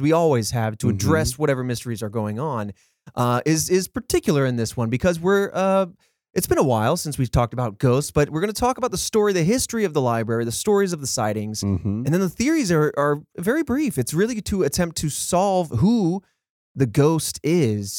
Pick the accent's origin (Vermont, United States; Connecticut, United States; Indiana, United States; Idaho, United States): Indiana, United States; I'm from Indiana